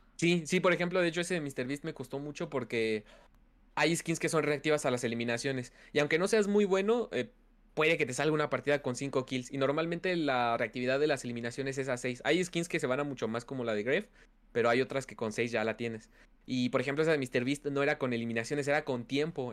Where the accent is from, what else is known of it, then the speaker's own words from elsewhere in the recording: Mexico City, Mexico; Sí, sí, soy ah, de México. Soy, de hecho, también soy de la Ciudad de México